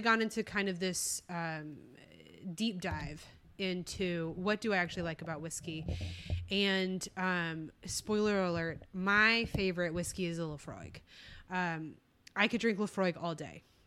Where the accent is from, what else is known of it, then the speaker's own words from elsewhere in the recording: Texas, United States; also born or lived in California; We're both Texas girls, though, uh, deep down